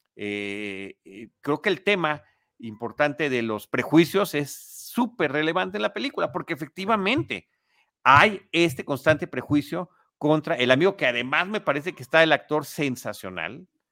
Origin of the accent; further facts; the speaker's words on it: Mexico; aquí en México